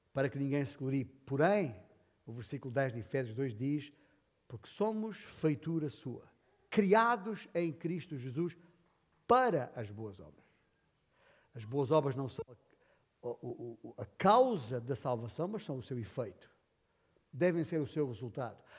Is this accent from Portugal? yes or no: yes; Alentejo, Portugal; eu sou alentejano